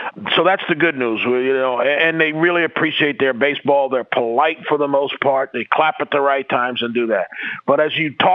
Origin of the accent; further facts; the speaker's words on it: New York City, New York, United States; moved away; also born or lived in Jamaica, Queens; I'm from New York.